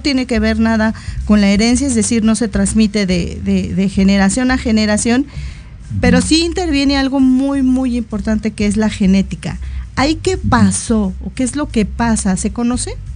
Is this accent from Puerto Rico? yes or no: no; Mexico; en una sociedad como la mexicana que no nos caracterizamos por ser muy, muy altos